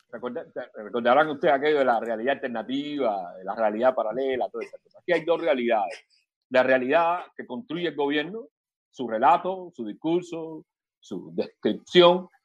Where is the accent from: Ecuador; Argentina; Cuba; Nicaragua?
Cuba; Ustedes desde ahí interesados, afortunadamente, desde allá en los asuntos nuestros como cubanos